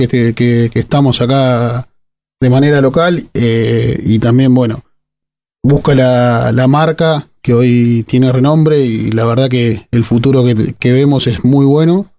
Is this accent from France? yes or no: no; Madero, Argentina; Hice fútbol de chico en mi pueblo, en Madero. Soy de un pueblo ah, de 2.000 habitantes